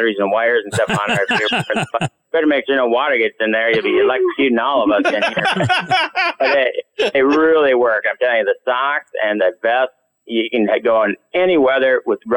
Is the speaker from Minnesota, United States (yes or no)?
yes; Minnesota, United States; I grew up hunting in Minnesota.